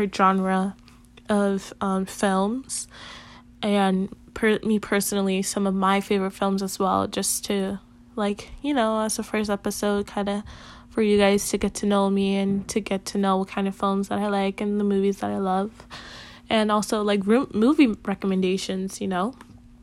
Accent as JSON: {"language": "English", "town": "Chicago", "region": "Illinois", "country": "United States", "tie": "born or raised there", "also_born_or_lived": "Puerto Rico", "said": "I was born in Puerto Rico, came to Chicago when I was about 2 years old. I've been living in Chicago basically all my life now"}